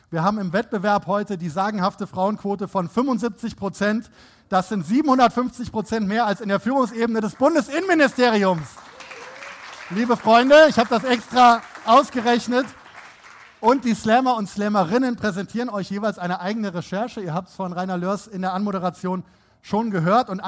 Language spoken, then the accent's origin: German; North Rhine-Westphalia, Germany; Ich selber bin auch Rheinländer, unverkennbar. … Ich stamme vom Niederrhein und habe mein journalistisches Handwerk bei der Rheinischen Post gelernt, unter anderem hier in Düsseldorf.